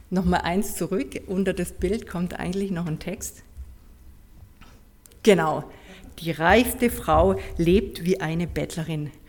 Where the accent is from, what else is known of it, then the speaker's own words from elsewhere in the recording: Heilbronn, Baden-Württemberg, Germany; Ursprünglich komme ich aus dem Hoherloge, so kurz vor Heilbronn. Da bin ich auch geboren in Heilbronn